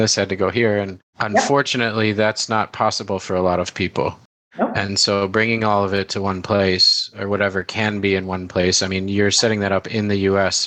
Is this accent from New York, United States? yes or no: no; Illinois, United States; I'm from Illinois